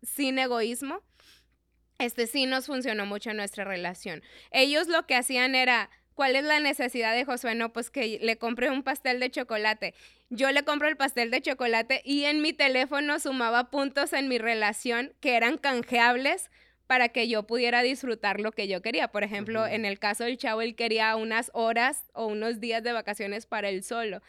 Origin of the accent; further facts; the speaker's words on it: Mexico; como buenos mexicanos y buenos hispanos que somos